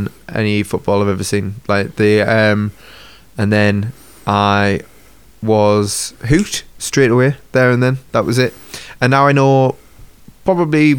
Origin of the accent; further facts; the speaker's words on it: Sunderland, North East England, United Kingdom; I'm from Sunderland